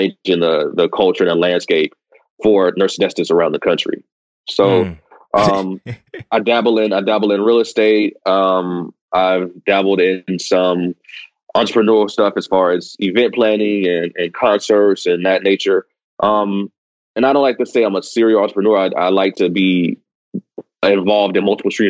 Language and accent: English; Chattanooga, Tennessee, United States; moved away as an adult; also born or lived in Brooklyn, New York; now in New Orleans, United States; I was born and raised in Chattanooga, Tennessee.